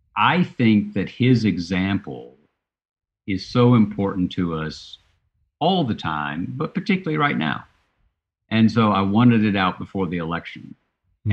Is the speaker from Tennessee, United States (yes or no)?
yes; Chattanooga, Tennessee, United States; I was working for the Chattanooga Times, my hometown newspaper